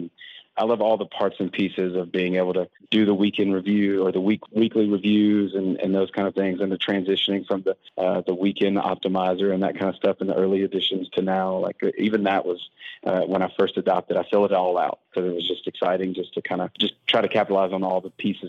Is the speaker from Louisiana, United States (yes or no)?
yes; Baton Rouge, Louisiana, United States; now in Spring Hill, United States; Originally from Baton Rouge, Louisiana, but now I live in Spring Hill, Franklin, Tennessee.